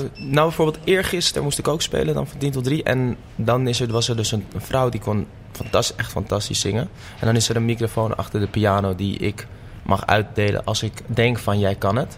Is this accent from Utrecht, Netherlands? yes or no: no; Amsterdam, North Holland, Netherlands; in de staatsliedenbuurt woon ik. Oh, oké. Dus op de buurt waar ik geboren ben.